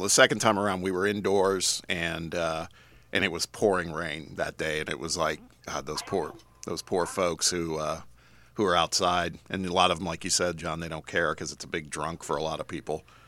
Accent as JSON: {"language": "English", "town": "Indianapolis", "region": "Indiana", "country": "United States", "tie": "born or raised there", "moved": "yes", "said": "one of my teams would be in my hometown"}